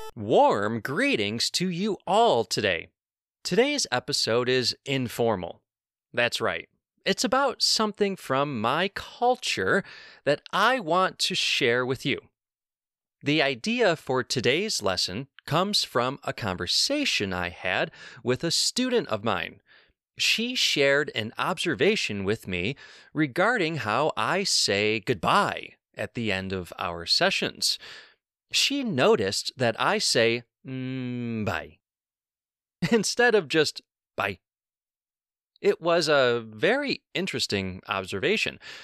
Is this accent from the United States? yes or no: yes; New York, United States; I was born and raised in New York